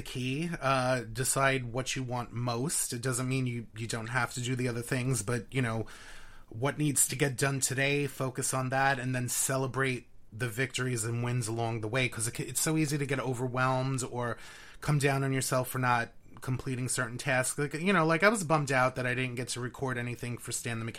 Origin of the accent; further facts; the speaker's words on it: New York City, New York, United States; accent: New York; I was born and raised in Queens. So, you know, the New York accent is very